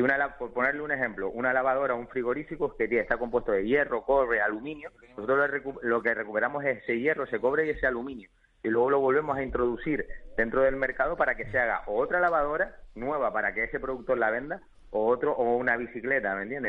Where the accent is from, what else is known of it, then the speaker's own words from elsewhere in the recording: Canary Islands, Spain; está genial vivir en Canarias, nosotros somos canarios, nos encanta vivir aquí